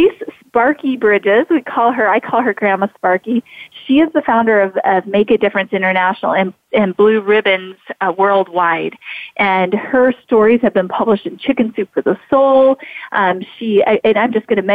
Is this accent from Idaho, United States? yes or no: yes; Idaho, United States; I've pretty much been born and raised in Idaho